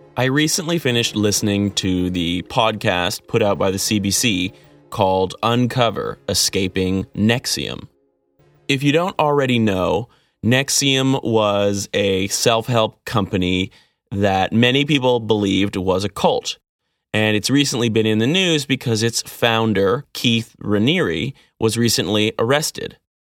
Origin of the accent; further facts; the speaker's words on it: Vancouver, British Columbia, Canada; I grew up in Vancouver.